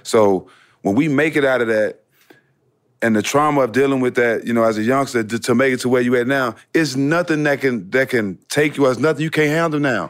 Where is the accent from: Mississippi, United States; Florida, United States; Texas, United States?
Texas, United States; Port Arthur; I'm from Port Arthur